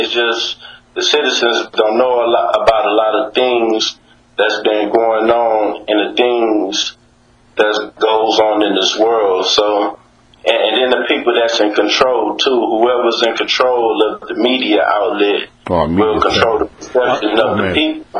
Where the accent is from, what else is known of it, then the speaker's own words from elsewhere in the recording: Houston, Texas, United States; I come from the Southwest Houston, Texas, A-Leaf, so they call it Apple City, you know what I mean?